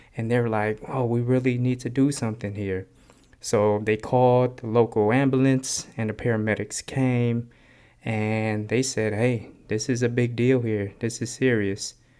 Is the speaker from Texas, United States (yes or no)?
no; Oakland, California, United States; accent: West Oakland slang; also born or lived in Cambodia; I grew up in West Oakland